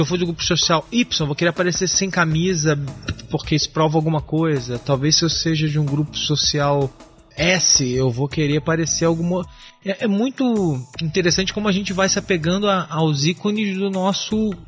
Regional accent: Rio de Janeiro, Brazil; now in São Paulo, Brazil; eu sou carioca, né?

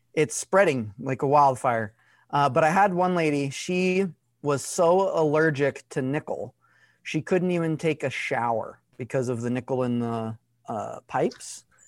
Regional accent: Arkansas, United States; I grew up in Arkansas, less than, like, three thousand people in my town.

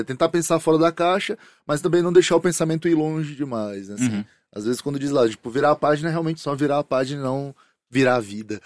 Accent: Fortaleza, Ceará, Brazil; sou de Fortaleza

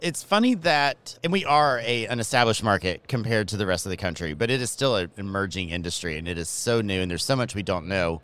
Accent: Georgia, United States; accent: Southern; moved away as an adult; also born or lived in Miami; I am from Georgia. So if my Southern accent comes out

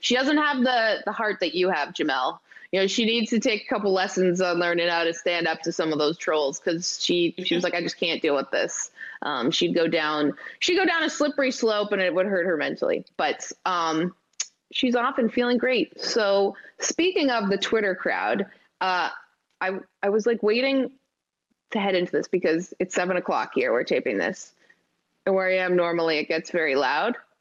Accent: Canada; I'm so Canadian.

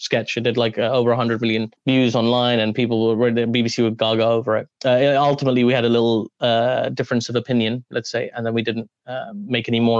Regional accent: London, United Kingdom; I'm from London.

